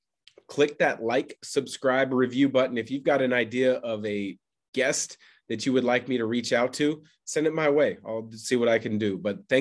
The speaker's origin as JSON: {"language": "English", "town": "Portland", "region": "Oregon", "country": "United States", "tie": "born or raised there", "said": "as a young player growing up in the Portland area because he's also from there"}